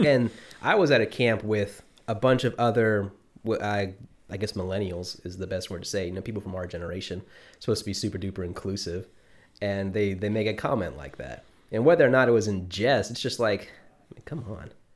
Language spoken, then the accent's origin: English; South Mississippi, United States; also born or lived in New Mexico; I was not born here, but I moved here when I was six, so I'd, I've definitely done just about all my growing up here